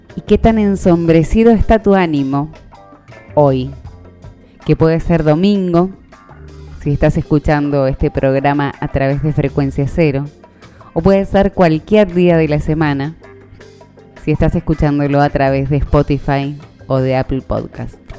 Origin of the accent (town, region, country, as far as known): Argentina